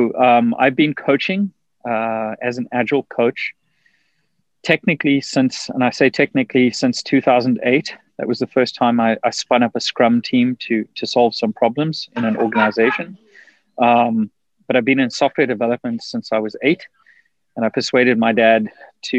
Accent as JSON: {"language": "English", "country": "South Africa", "tie": "born or raised there", "moved": "as an adult", "lives_now": "United States", "said": "I grew up in South Africa. I left South Africa in 2000"}